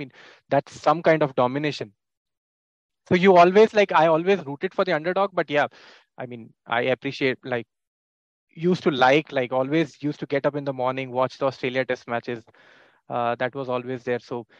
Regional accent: India; Yeah, so see, as an Indian fan, like I never detested any like teams or any players.

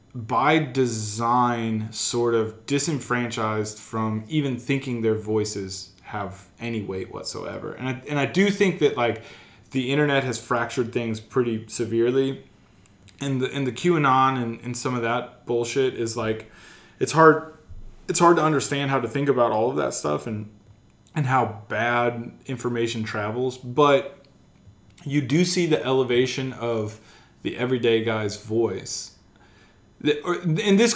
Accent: United States; also born or lived in Missouri; my experience as an American, what the ideals I hold dearly as an American are

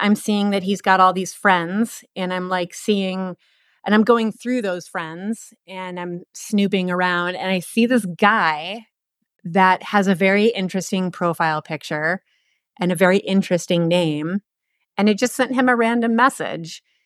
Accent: East Coast, United States; moved away as an adult; also born or lived in Portland, Oregon; I'm from the East Coast. I moved out to Portland, Oregon, sight unseen

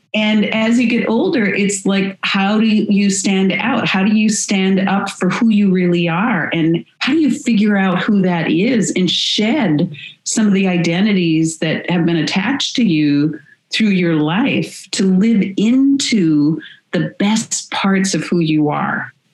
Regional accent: United States; moved away as an adult; now in Canada; I'm I'm American that lives in Canada and have been here for uh, 27, 28 years now

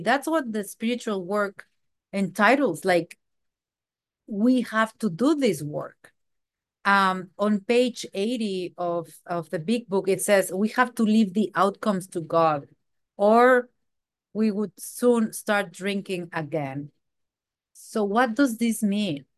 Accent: Mexico; moved away; I am from Mexico

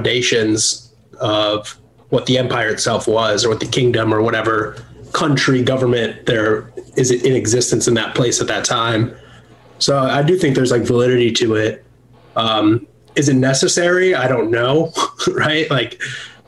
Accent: Illinois, United States; also born or lived in California; now in Nashville, United States; I'm originally from Illinois.

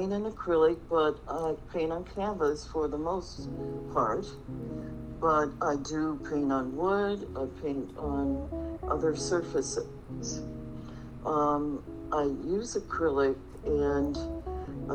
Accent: Minneapolis, Minnesota, United States; now in Phoenix, United States; I am here in Phoenix, but I am from Minneapolis, Minnesota

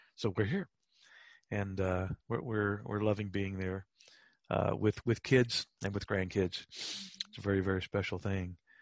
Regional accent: Apopka, Florida, United States; Now, you and I grew up in Central Florida, okay. outside of Orlando, in a little town called Apopka.

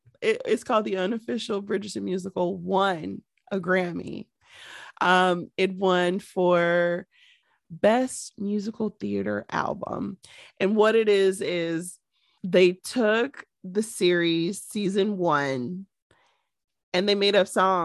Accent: Canada; And I'm from Canada.

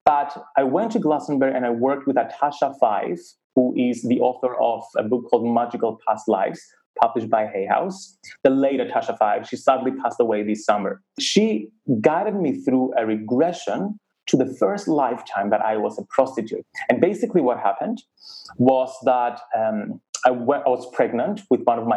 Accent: Cyprus; Growing up in Cyprus, a very conservative community, growing up as gay

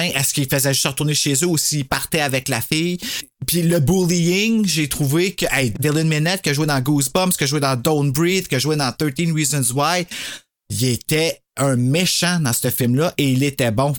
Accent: Gatineau, Quebec, Canada; on vient tous de Gatineau

